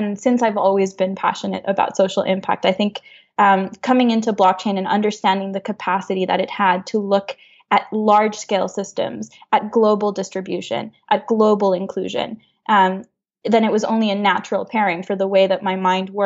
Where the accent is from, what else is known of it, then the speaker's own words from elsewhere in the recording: Honduras; moved away as an adult; also born or lived in Montreal, Canada; now in Canada; I grew up in Honduras. I was born and raised there.